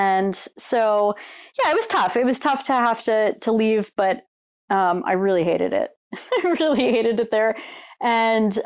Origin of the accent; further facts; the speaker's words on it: Long Island, New York, United States; I grew up on Long Island, New York